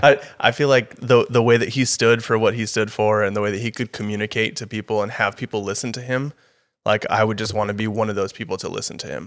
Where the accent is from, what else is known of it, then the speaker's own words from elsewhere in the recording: El Paso, Texas, United States; moved away as an adult; now in Austin, United States; I'm gonna stay at U T E P, stay in El Paso